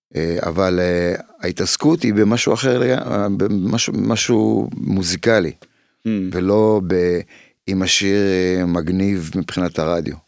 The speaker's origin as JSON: {"language": "Hebrew", "country": "Israel", "tie": "born or raised there", "also_born_or_lived": "Poland", "said": "כשגדלתי פה"}